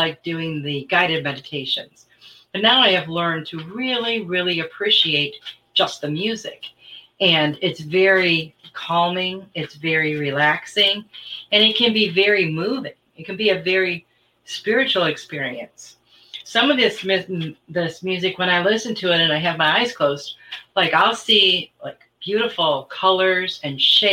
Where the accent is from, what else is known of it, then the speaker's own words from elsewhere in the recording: Michigan, United States; moved away; I was from Michigan